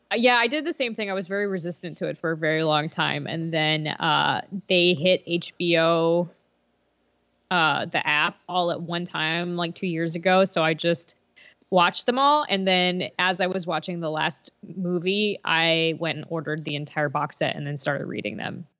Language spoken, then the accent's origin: English; Lancaster, Pennsylvania, United States; moved away as an adult; also born or lived in Allentown, Pennsylvania / Bethlehem, Pennsylvania; now in Nashville, United States; I grew up in Lancaster, Pennsylvania. Uh, in Amish country